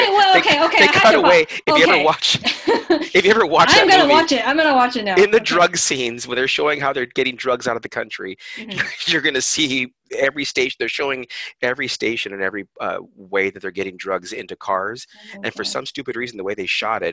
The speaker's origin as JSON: {"language": "English", "town": "Whittier", "region": "California", "country": "United States", "tie": "born or raised there", "said": "when I was a kid, I grew up in Whittier, in a mostly Hispanic area"}